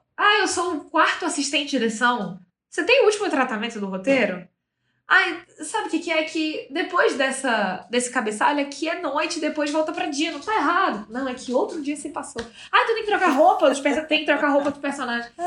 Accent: Manaus, Amazonas, Brazil; moved away as an adult; now in São Paulo, Brazil; uma adolescente que foi nascida e criada em Manaus. Para quem não sabe, eu sou de lá, mas moro em São Paulo já há seis anos

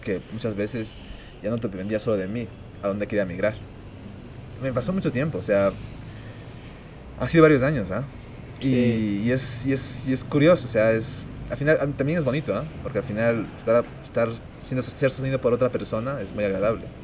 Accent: Ecuador; yo soy ecuatoriano

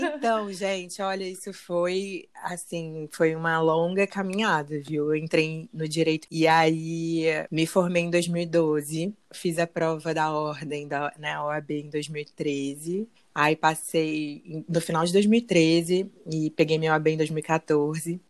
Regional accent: Rio de Janeiro, Brazil; Sou carioca, moro na cidade maravilhosa

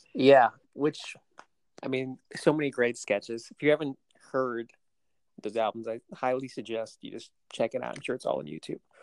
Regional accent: Laconia, New Hampshire, United States; I was born and raised in New Hampshire, in Laconia, New Hampshire.

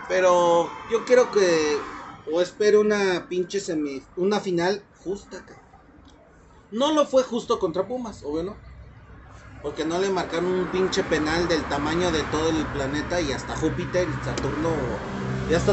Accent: Guanajuato, Mexico; Primera, soy de Guanajuato y en Guanajuato para mí nomás están los toros.

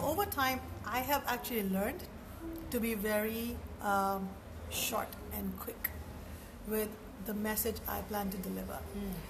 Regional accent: India; moved away as an adult; now in Singapore; I grew up in India and moved to Singapore about almost 20 years ago.

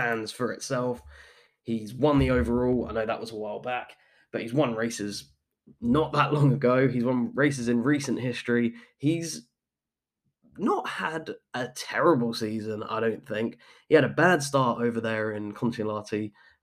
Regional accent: United Kingdom; moved away; my home country. This is … in the UK

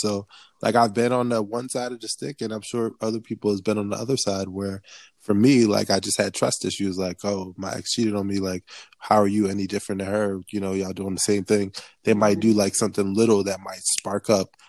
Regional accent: Liberia; me a Liberian

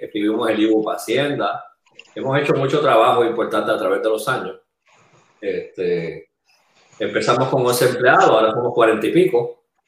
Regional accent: Bayamón, Puerto Rico; yo nací en, en Bayamón, me crié en el área metropolitana

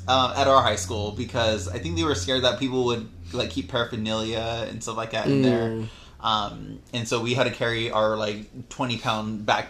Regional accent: La Puente, California, United States; I grew up in La Puente. I went to Bassett High School.

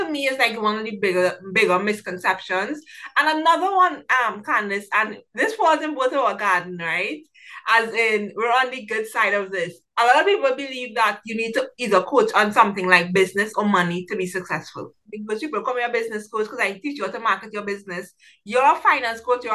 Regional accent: Trinidad & Tobago; I'm from Trinidad and Tobago, so I work with a lot of people throughout the Caribbean

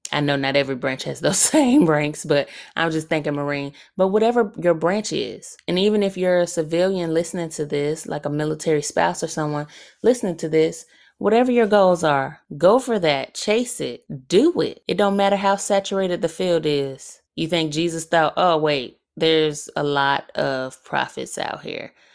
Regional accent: Alabama, United States; I am from Alabama

